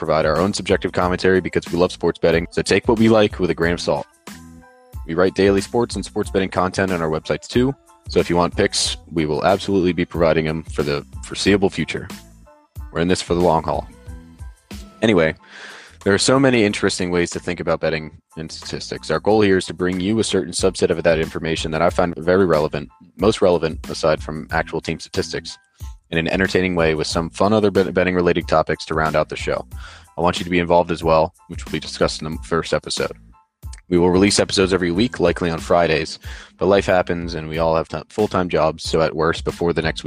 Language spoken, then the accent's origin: English; outside of Philadelphia, Pennsylvania, United States; I grew up outside of Philadelphia and am a diehard Philadelphia sports fan.